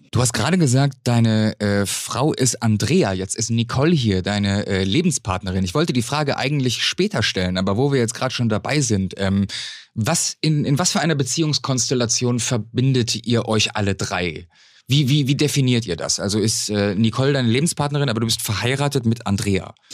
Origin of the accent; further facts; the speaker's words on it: North Rhine-Westphalia, Germany; Ich bin ja gebürtiger Westfale.